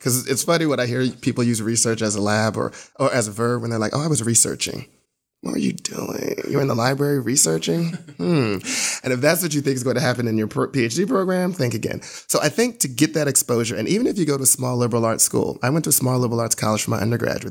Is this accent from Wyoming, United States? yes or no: no; New Jersey, United States; now in Atlanta, United States; I'm originally from New Jersey